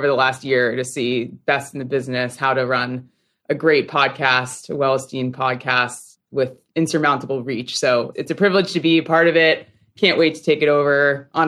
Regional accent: Connecticut, United States; I grew up in Connecticut

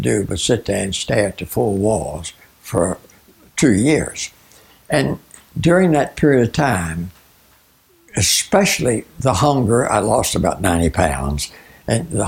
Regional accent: Virginia, United States; moved away as an adult; now in Arizona, United States; As an American raised in Virginia

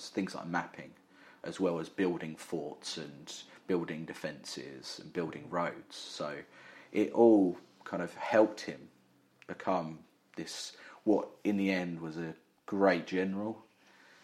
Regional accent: England, United Kingdom; us being English

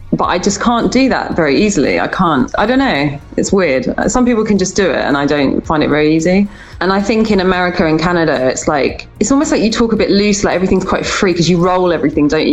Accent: United Kingdom; I guess it was easier being British

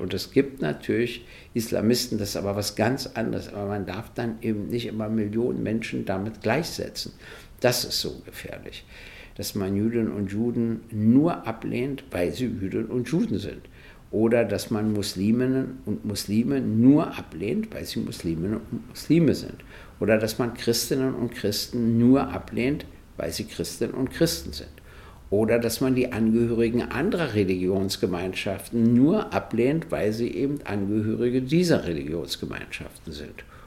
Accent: Berlin, Germany; Ich bin aufgewachsen in der DDR

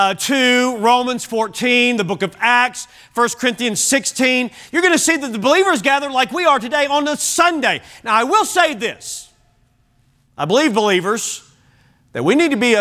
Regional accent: Kentucky, United States; when I grew up in Kentucky

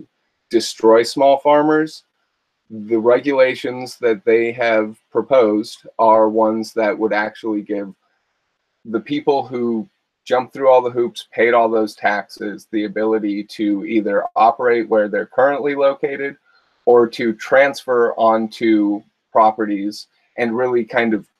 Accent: Calaveras County, California, United States; I'm from Calaveras County

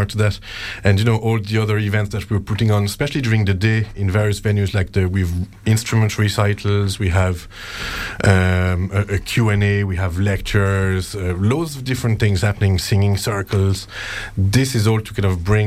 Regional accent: Switzerland; moved away as an adult; now in Doolin, Ireland; I'm from Switzerland originally, but I moved to Doolin in 2006

